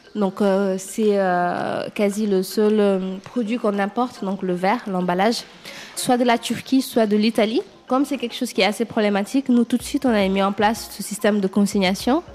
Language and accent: French; Senegal; moved away as an adult; now in France; quand j'ai quitté le Sénégal, j'étais très jeune